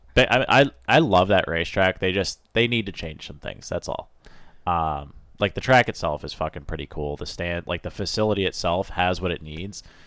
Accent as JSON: {"language": "English", "region": "Maine", "country": "United States", "said": "I'm from Maine."}